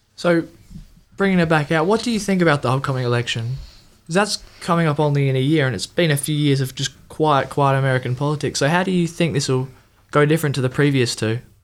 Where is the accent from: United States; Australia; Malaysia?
Australia; as an Australian